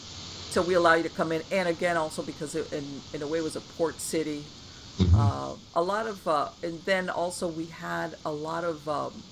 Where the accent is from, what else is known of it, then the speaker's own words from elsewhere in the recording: Miami, Florida, United States; I grew up here in Miami